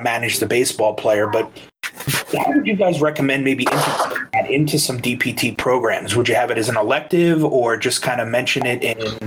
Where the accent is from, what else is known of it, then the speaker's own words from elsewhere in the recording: Long Island, New York, United States; I'm from Long Island.